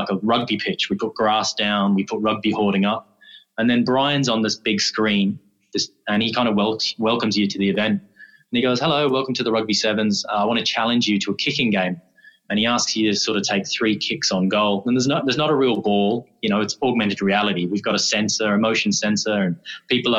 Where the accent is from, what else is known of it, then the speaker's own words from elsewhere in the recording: Dublin, Leinster, Ireland; moved away; originally from Dublin.